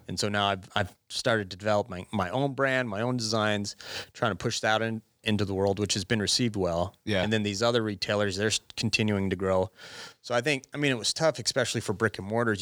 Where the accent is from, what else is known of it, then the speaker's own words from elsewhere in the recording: Gillette, Wyoming, United States; also born or lived in Laramie, Wyoming / Buffalo, Wyoming; now in Sheridan, United States; I'm from Gillette